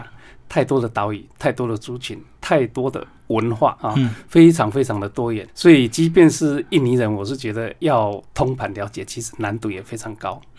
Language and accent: Chinese; Taitung County, Taiwan; also born or lived in Indonesia; 我是台东人哈，我是台东出生的，在台湾的东部啊，本身有一点点的原住民的血统，大概四分之一左右